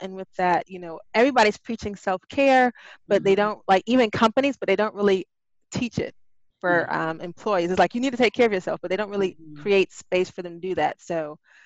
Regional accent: Spartanburg, South Carolina, United States; moved away as an adult; now in Charleston, United States; I'm originally from Spartanburg, South Carolina

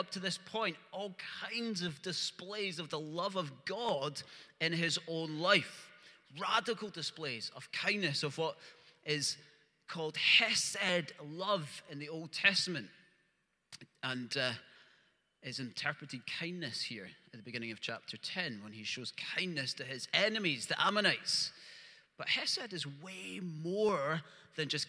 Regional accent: Lenzie, Scotland, United Kingdom; I grew up in Lindsay

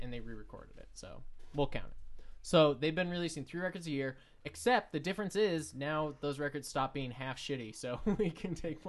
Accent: Anaheim, California, United States; I grew up in Anaheim.

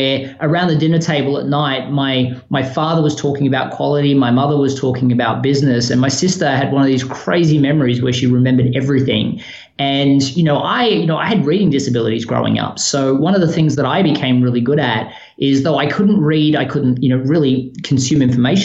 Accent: Melbourne, Victoria, Australia; moved away as an adult; also born or lived in Sydney, Australia; now in Chapel Hill, United States; I was born in Melbourne, Australia. So, you know, I spent most of my life there outside, a 2-year stint

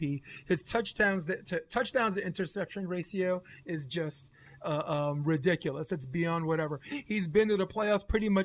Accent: New York, United States; As New Yorkers

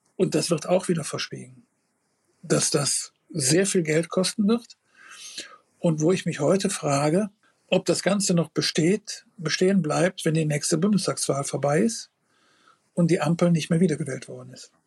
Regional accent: Rhineland, Germany; bei uns im Rheinland

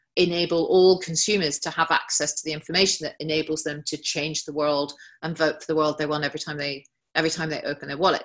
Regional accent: England, United Kingdom; as an English person.

